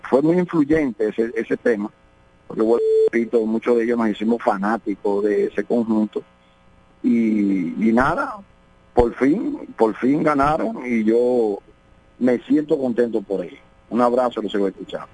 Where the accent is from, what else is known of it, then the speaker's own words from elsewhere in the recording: La Romana, Dominican Republic; cuando yo jugaba béisbol, Texas fue una de las primeras escuelas y academias que, que eh, operaron aquí en la ciudad de La Romana por mucho tiempo. Y nosotros que subimos eh, viendo a Domingo Cedeño